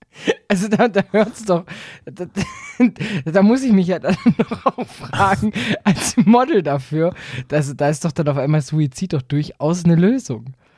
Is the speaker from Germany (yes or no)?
yes; Southern Germany, Germany; Bei uns in Süddeutschland